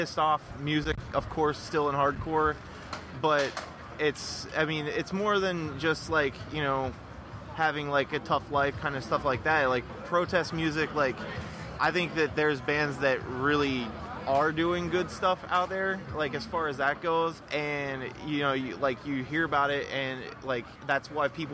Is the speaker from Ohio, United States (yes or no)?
yes; Ohio, United States; I'm from Ohio